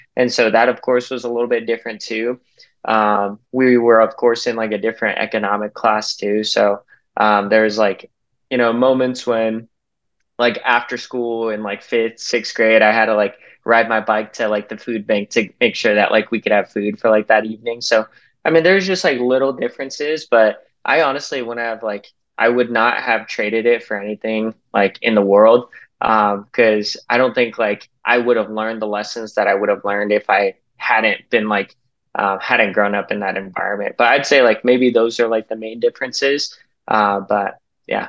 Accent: Salt Lake City, Utah, United States; I grew up in Salt Lake City, Utah

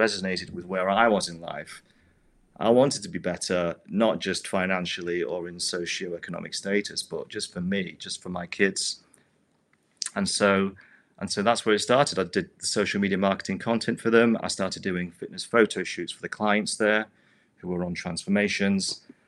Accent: United Kingdom; moved away; move back to my home country in the U K

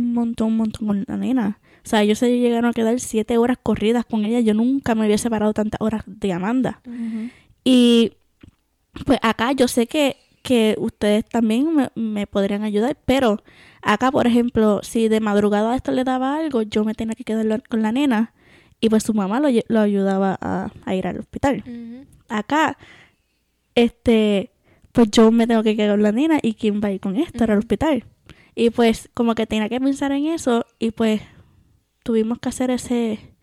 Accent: Puerto Rico; moved away as an adult; me crié en Puerto Rico este, y viví la mayor parte de mi vida allá

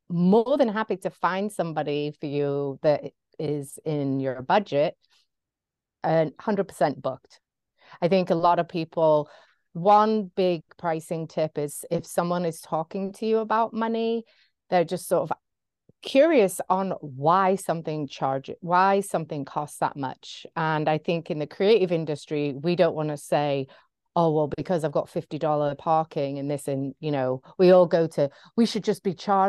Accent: Brooklyn, New York, United States; accent: English; grew up in Brooklyn. I feel like I'm an American with an English accent, which I am an American with an English accent.

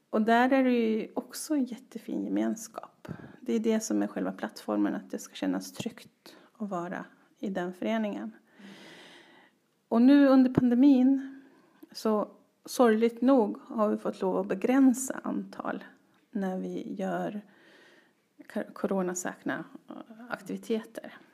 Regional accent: Ronneby, Blekinge, Sweden; also born or lived in Västerås; Så växte jag upp i Ronneby och i Västerås.

